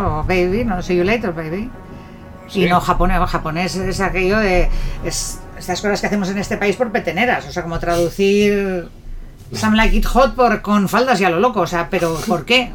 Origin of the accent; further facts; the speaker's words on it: Basque Country, Spain; soy vasca